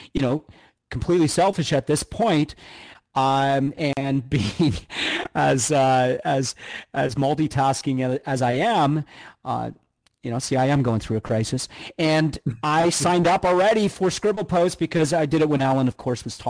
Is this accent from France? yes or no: no; Canada; now in United States; I'm Canadian